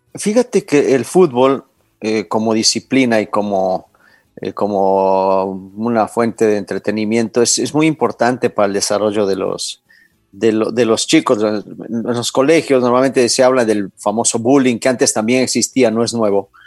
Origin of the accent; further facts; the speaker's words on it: Ibarra, Imbabura, Ecuador; yo nací en Ibarra en el 68